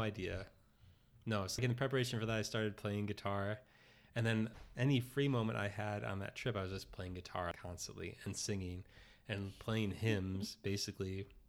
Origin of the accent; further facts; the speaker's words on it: Oak Park, Illinois, United States; I grew up in Oak Park, Illinois, so suburb of Chicago